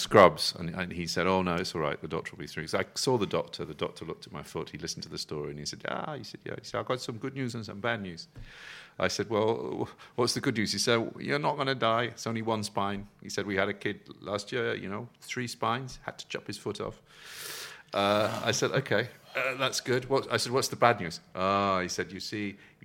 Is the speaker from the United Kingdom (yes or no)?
yes; England, United Kingdom; being very English